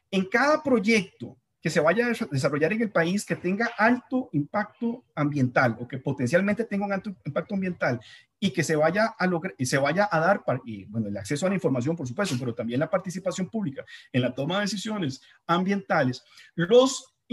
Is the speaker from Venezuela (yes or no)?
no; Costa Rica